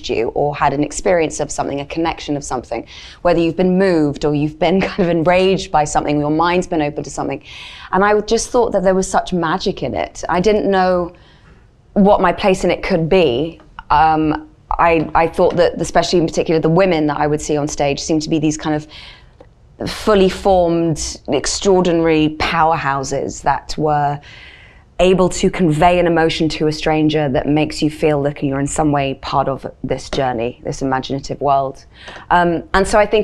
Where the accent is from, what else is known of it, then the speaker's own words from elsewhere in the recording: London, United Kingdom; also born or lived in Kansas City, Missouri, United States; when I come back to school in September in London, of course, I'd have a little bit of an American twang because I'd be in the States where my dad's from